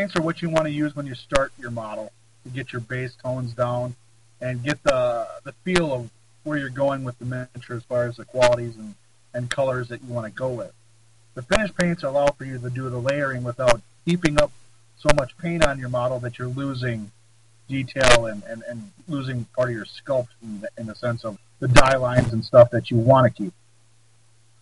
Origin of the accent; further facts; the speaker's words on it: Central Wisconsin, United States; I'm from Central Wisconsin, born and raised in the area